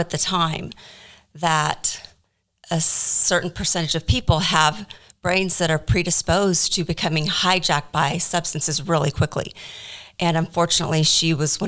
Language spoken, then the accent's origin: English; Wichita, Kansas, United States; I was born and raised in Wichita, Kansas